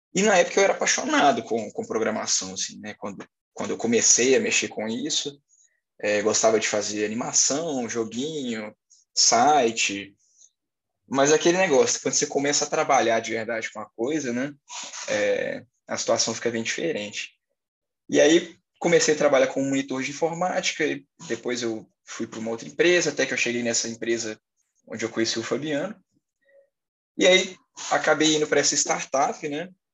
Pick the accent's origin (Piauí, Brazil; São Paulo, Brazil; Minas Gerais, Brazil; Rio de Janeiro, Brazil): Minas Gerais, Brazil; Belo Horizonte; sou de Belo Horizonte, Minas Gerais, tenho 23 anos